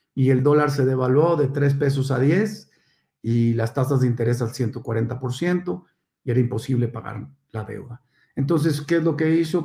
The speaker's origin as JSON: {"language": "Spanish", "town": "Monterrey", "region": "Nuevo León", "country": "Mexico", "tie": "born or raised there", "also_born_or_lived": "Mexico City"}